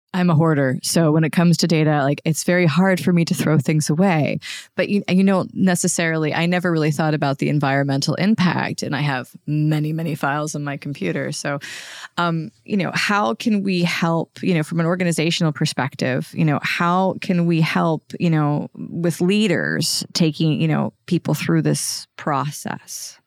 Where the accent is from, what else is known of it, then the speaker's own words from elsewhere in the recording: Pennsylvania, United States; I'm American, and you know I grew up in a very rural area of Pennsylvania